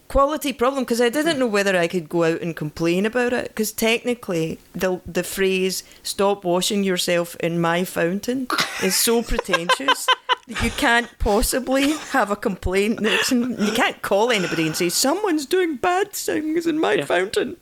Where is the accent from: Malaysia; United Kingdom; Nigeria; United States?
United Kingdom; Scotland; moved away; I'm Scottish